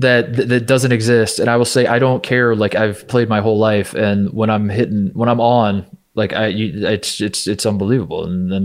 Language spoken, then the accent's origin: English; Indiana, United States; moved away; also born or lived in Ohio; I grew up in Indiana.